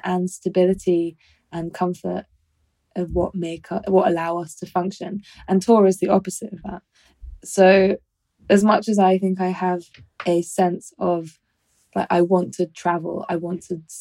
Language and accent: English; London, United Kingdom; moved away as an adult; also born or lived in Brighton; I grew up in London